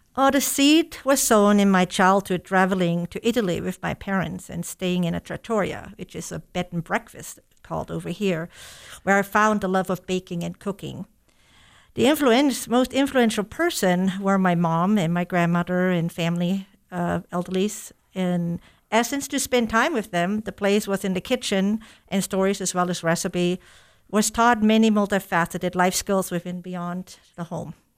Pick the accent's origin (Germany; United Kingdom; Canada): Germany; moved away as an adult; also born or lived in Stevensville, United States; now in United States; German native, living in the U S approximately thirty years.